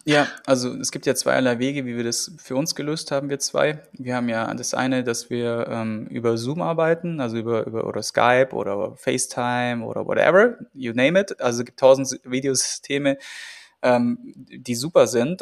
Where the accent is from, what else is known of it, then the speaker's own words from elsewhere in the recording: Germany; bei uns in Deutschland